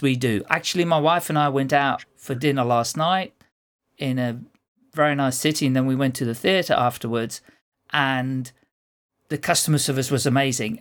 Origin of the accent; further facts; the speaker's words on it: Netherlands; now in United Kingdom; Well, I'm not a Brit, I'm a Dutchman, but I've lived here so long